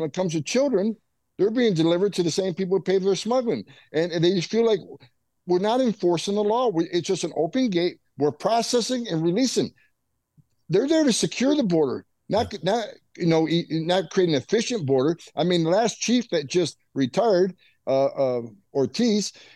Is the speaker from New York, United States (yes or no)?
yes; St. Lawrence River border, upstate New York, United States; moved away; I grew up on the northern border. That's why I mm-hmm. became a border patrol agent. I grew up there on the St. Lawrence River uh, uh, border in Canada. Yeah, and look, and, and up in upstate New York